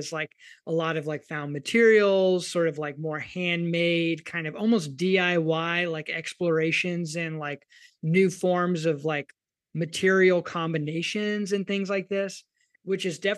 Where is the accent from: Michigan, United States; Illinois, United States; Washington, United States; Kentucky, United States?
Kentucky, United States; I'm from Kentucky.